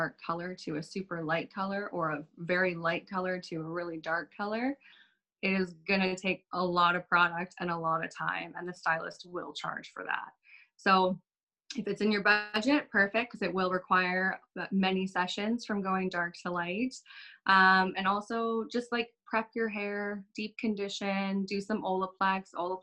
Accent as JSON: {"language": "English", "town": "Calgary", "region": "Alberta", "country": "Canada", "tie": "born or raised there", "said": "I was born and raised in Calgary"}